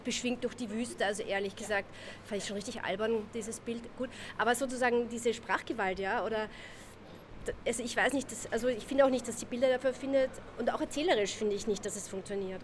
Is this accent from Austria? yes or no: yes; Austria